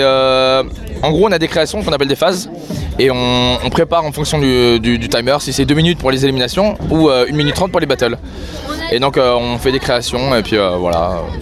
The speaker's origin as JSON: {"language": "French", "area": "Vendée, La Roche-sur-Yon", "region": "Pays de la Loire", "country": "France", "said": "je suis de Vendée, La Roche-Orient"}